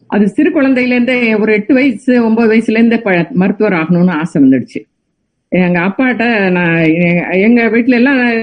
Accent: Navalpattu, near Tiruchirappalli, Tamil Nadu, India; also born or lived in Kalkandar Kottai; now in United States; சொந்த ஊர் நவல்பட்டு என்ற கிராமம் திருச்சிக்கு பக்கத்தில் இருக்கிறது

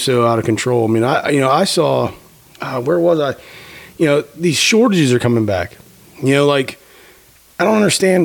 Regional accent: Pennsylvania, United States; moved away; I grew up in Pennsylvania

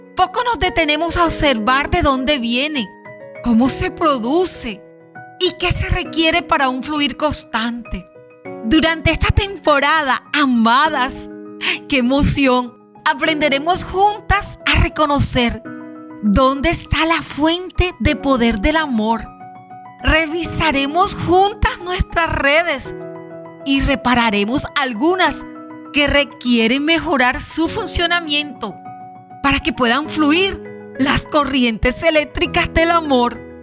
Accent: La Guajira, Colombia; en la zona donde nos encontramos, en mi bella Guajira y en mi país Colombia

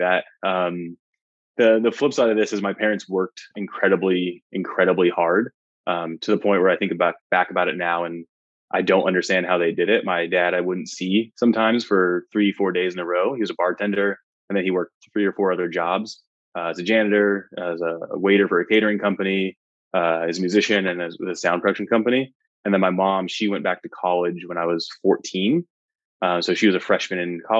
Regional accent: Tucson, Arizona, United States; I grew up in Tucson, Arizona, which is about 45 minutes north of the Mexico border

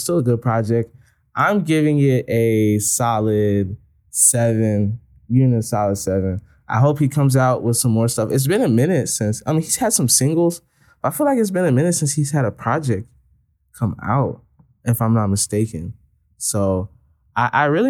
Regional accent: Chicago, Illinois, United States; in Chicago

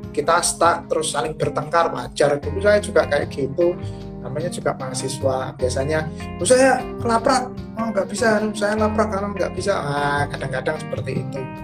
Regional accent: Tulungagung, East Java, Indonesia; now in Yogyakarta, Indonesia; saya kan asalnya dari Tulungagung Jawa Timur

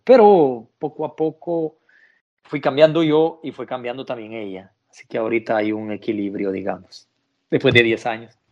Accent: El Salvador; moved away as an adult; now in Italy; yo soy del Salvador. Del Salvador. Salvador, Centroamérica

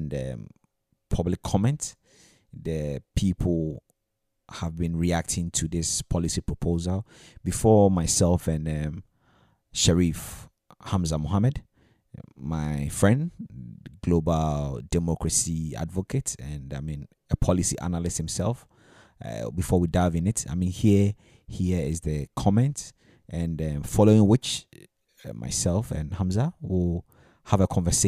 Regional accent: Ghana; as a Ghanaian

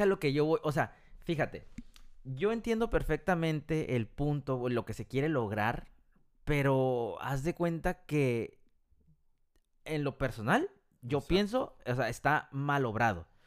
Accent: Mexico; now in United States; nosotros somos mexicanos

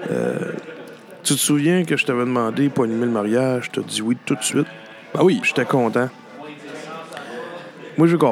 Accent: Gallix, Quebec, Canada; J'ai grandi à Galix.

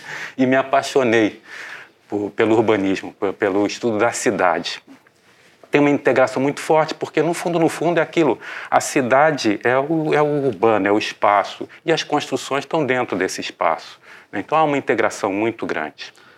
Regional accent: Rio de Janeiro, Brazil; accent: Rio de Janeiro (carioca); moved away as an adult; now in Joinville, Brazil; eu me formei na Santa Úrsula, no Rio de Janeiro, o meu sotaque acho que deve estar me entregando.

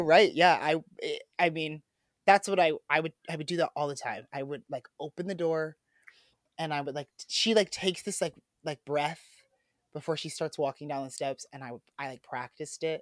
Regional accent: Midwest, United States; as a boy growing up in the Midwest

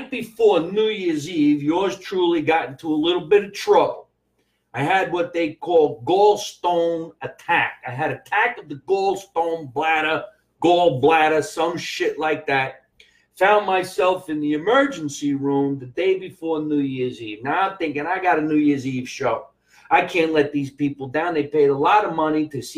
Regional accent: Scotch Plains, New Jersey, United States; moved away as an adult; now in Los Angeles, United States; my hometown of Scotch Plains, New Jersey

